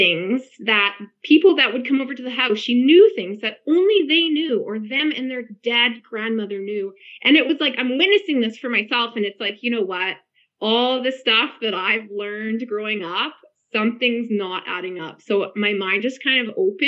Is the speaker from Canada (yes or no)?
yes; Vancouver, British Columbia, Canada; I'm from the Vancouver area, but currently living in northern BC